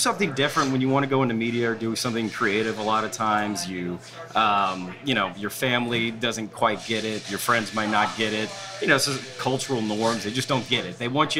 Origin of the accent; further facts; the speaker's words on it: New Orleans, Louisiana, United States; I grew up in New Orleans, actually. I did not grow up. My family's from St. Martinville. I grew up here.